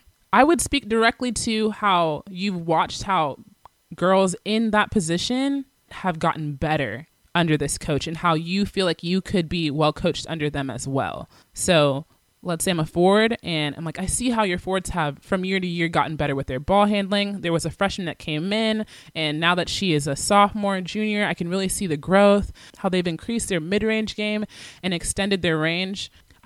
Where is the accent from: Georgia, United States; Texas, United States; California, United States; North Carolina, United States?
Georgia, United States; Atlanta; I'm from Atlanta, Georgia, and this is the position I play.